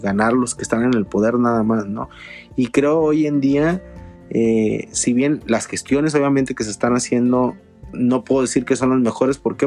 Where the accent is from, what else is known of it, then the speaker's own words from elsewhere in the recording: Mexico; como mexicanos